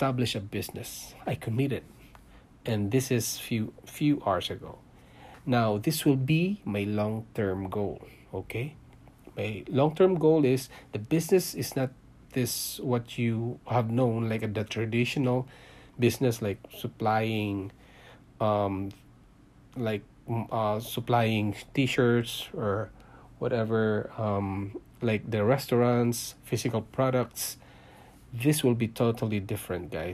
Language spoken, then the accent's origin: English; Philippines; moved away as an adult; also born or lived in Singapore; now in Canada; I came from Philippines, guys. I was born there.